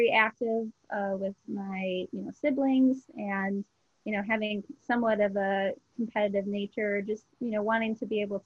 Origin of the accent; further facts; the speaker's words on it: Minnesota, United States; also born or lived in Twin Cities, Minnesota / Rochester, Minnesota; I grew up in Minnesota. I was kind of born and raised in the Twin Cities up until fourth grade, and then ended up moving down to Rochester, Minnesota in fifth grade